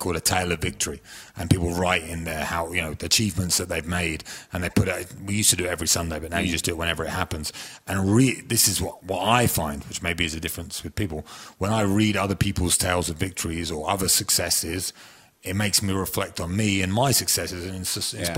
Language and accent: English; Chelmsford, East of England, United Kingdom; moved away; I was from Chelmsford in Essex